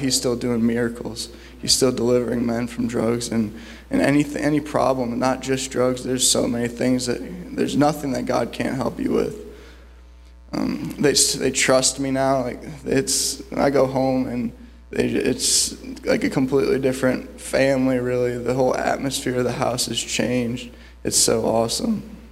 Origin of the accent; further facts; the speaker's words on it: Cleveland, Ohio, United States; I'm from Cleveland, Ohio